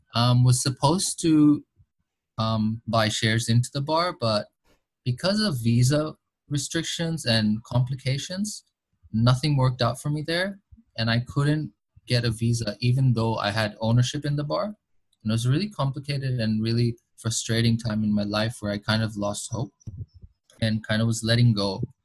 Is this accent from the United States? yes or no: yes; Boston, Massachusetts, United States; first language English; now in Bangladesh; even though I was born in Bangladesh, I, I grew up in, in Boston in Massachusetts in the United States